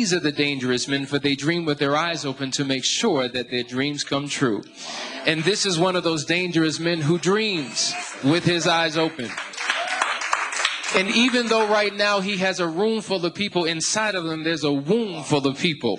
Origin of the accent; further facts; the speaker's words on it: United States; moved away as an adult; now in Central America; I'm from America